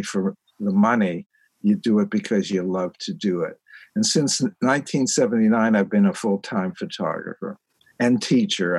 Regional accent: Pittsburgh, Pennsylvania, United States; also born or lived in Aschaffenburg, Germany; I'm from Pittsburgh. I grew up there

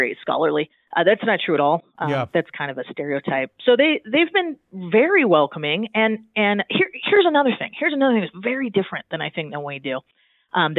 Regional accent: Southern California, United States; moved away as an adult; also born or lived in Spain; now in Utah, United States; I grew up in Southern California

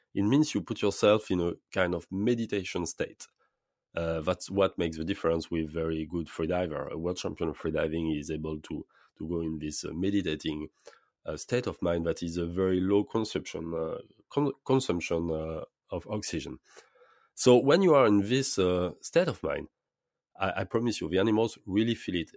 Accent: French Polynesia; I was born in Polynesia. I was grown up, uh, I was, uh, in the, in, grown up in lagoon, in fact, uh, all my childhood

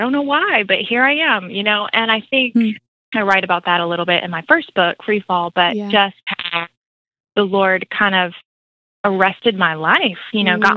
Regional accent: Florida, United States; moved away as an adult; also born or lived in Virginia / Atlanta; I grew up in Florida, Sunshine State

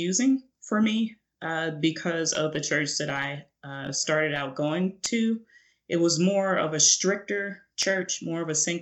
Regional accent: Chicago, Illinois, United States; also born or lived in Phoenix, Arizona; When I was 5 years old, my parents moved me back up to Chicago because my dad is from Chicago

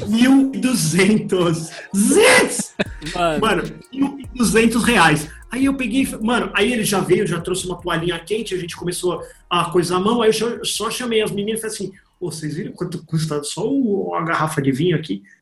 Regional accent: São Paulo, Brazil; also born or lived in Jaçanã, São Paulo; eu, eu, morei a vida inteira na Moca aqui

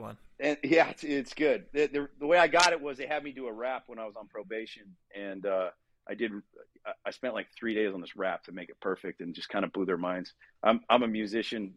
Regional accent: Southern California, United States; I grew up in Southern California, surfing, skateboarding.

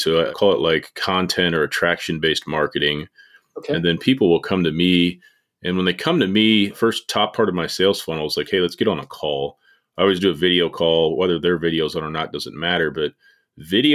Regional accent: Indianapolis, Indiana, United States; now in Martinsville, United States; I'm from Indianapolis, about 35 minutes south of there now, and a little town called Martinsville.

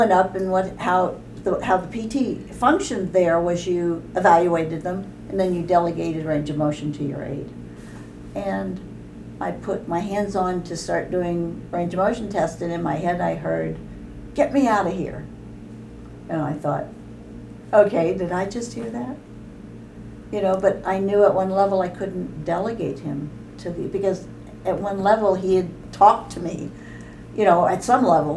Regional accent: Bay Area, California, United States; I was from California, so I grew up in the Bay Area, like Nancy.

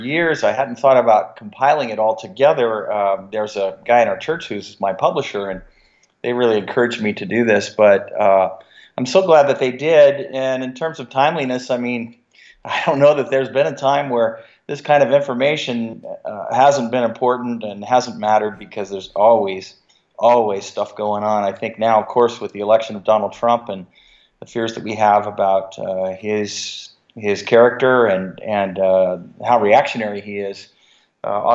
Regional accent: San Francisco Bay Area, California, United States; I grew up in the San Francisco Bay Area.

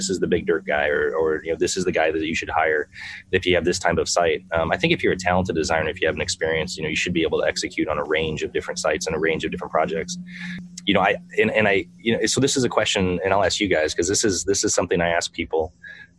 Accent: La Porte, Indiana, United States; I grew up in Northern Indiana.

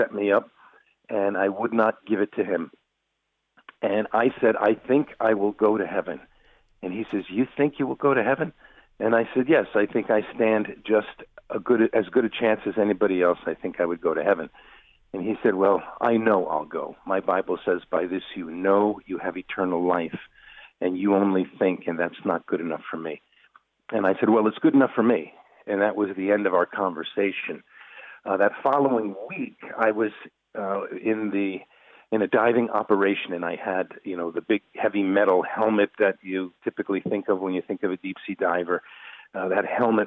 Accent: New York, United States; born and raised in New York

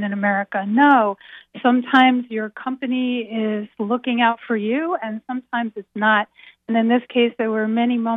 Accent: Philadelphia, Pennsylvania, United States; also born or lived in Baltimore, Maryland / New York; now in Boston, United States; I was born in Baltimore, raised in Philadelphia, lived in New York, now I'm in Boston

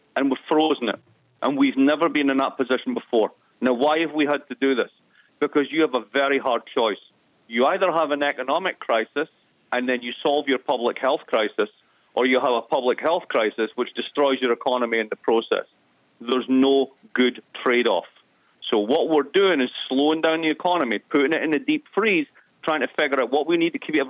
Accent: East Coast of Scotland, United Kingdom; moved away; I'm from the East Coast of Scotland

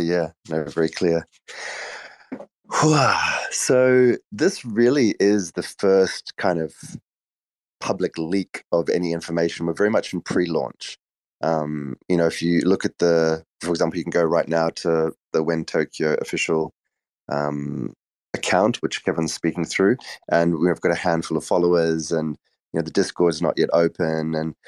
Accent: South Africa; also born or lived in Australia; I grew up in South Africa and Australia.

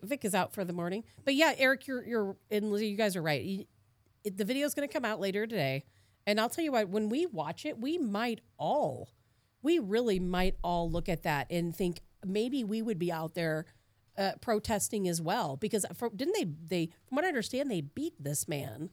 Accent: Chicago, Illinois, United States; moved away; I grew up in Chicago

